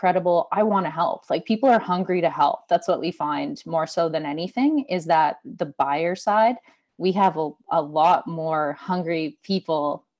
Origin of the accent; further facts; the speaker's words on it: Calgary, Alberta, Canada; moved away as an adult; also born or lived in Australia; now in Nova Scotia, Canada; I grew up in Alberta. I was mind blown when I came to Nova Scotia